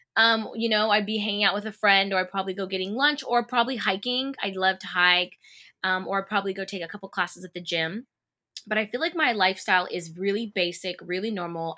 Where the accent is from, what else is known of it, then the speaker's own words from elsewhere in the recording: Bakersfield, California, United States; moved away; growing up in Bakersfield watching Disney Channel on T V